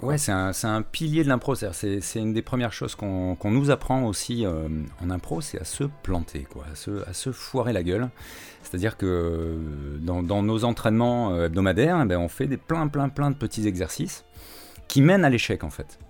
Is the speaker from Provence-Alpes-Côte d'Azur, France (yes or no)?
yes; Istres, Provence-Alpes-Côte d'Azur, France; moved away as an adult; also born or lived in Cannes / Marseille / Paris; j'ai fait toute ma scolarité à Istres, hein, dans les Bouches-du-Rhône, euh, jusqu'au bac